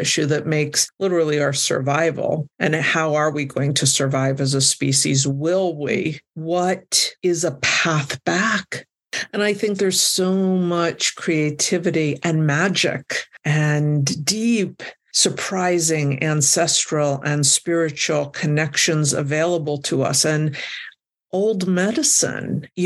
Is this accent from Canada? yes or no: no; United States; also born or lived in New Mexico; as an American